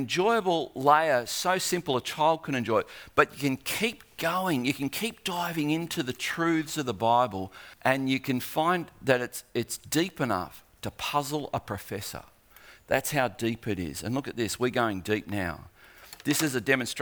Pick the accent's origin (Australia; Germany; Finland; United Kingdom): Australia; I'm an Aussie